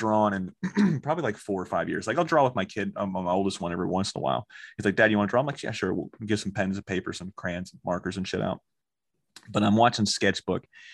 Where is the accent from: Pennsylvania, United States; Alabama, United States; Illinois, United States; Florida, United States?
Florida, United States; Orlando; growing up in Orlando, Florida